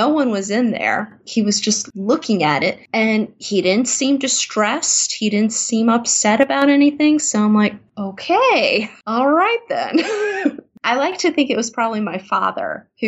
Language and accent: English; Virginia Beach, Virginia, United States; also born or lived in South Korea / Taiwan; my hometown here in Virginia Beach